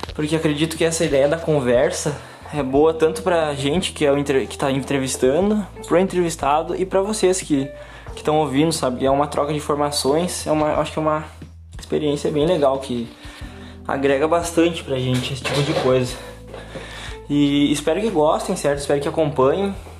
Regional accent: São Gabriel, Rio Grande do Sul, Brazil; now in Santa Maria, Brazil; eu moro em Santa Maria atualmente, mas fui nascido e criado em São Gabriel

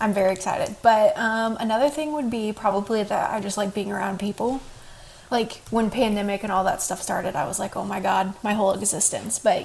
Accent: East Coast, United States; also born or lived in Texas; now in Carmel, Indiana, United States; I have only grown up in the East Coast

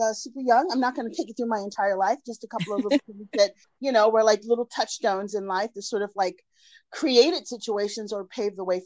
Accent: Washington, District of Columbia, United States; moved away as an adult; now in Los Angeles, United States; I am originally from Washington, D.C., but I've been living in Los Angeles for almost a quarter of a century now

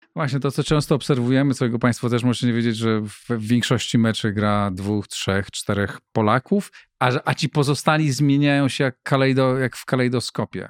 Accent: Greater Poland, Poland; moved away as an adult; now in Warsaw, Poland; pochodzę z innej części e, Polski, z Wielkopolski.

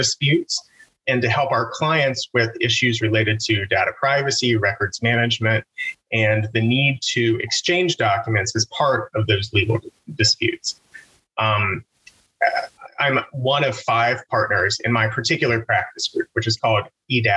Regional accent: Southern West Virginia, United States; moved away as an adult; now in Pittsburgh, United States; growing up in Southern West Virginia

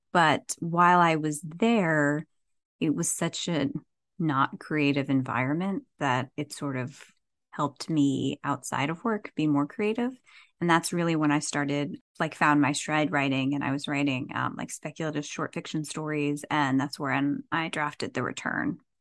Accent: New Jersey, United States; moved away as an adult; also born or lived in New York City / Los Angeles; I was born and raised in Jersey

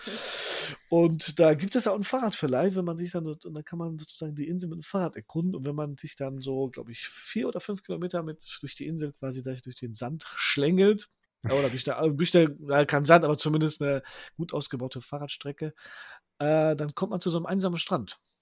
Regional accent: Poland; now in Herne, Germany; wir sind ja aus Polen

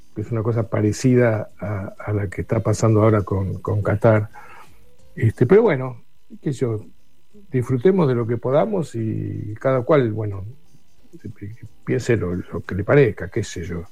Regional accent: Buenos Aires, Argentina; somos porteños

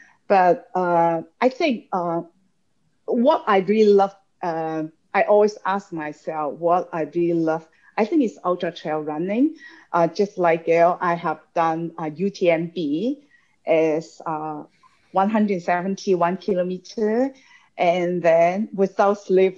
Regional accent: Hong Kong; also born or lived in China; I was born in China, but basically I grew up in an educator in Hong Kong.

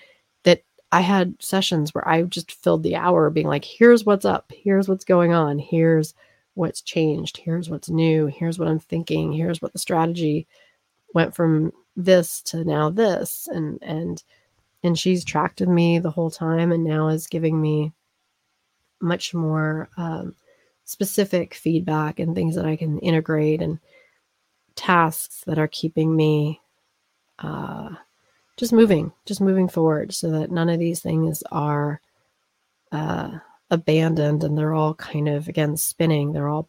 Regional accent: East Coast, United States; now in Colorado, United States; because I grew up on the East Coast. I would come back frequently, and then I lived on the West Coast, and then I moved to Colorado.

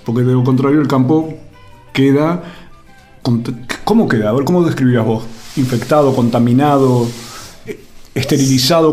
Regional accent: Buenos Aires, Argentina; yo, porteño, urbano

